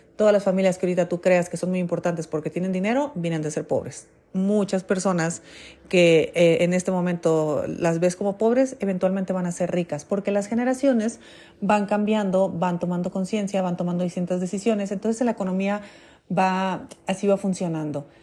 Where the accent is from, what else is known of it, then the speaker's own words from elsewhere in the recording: Mexico; aquí en México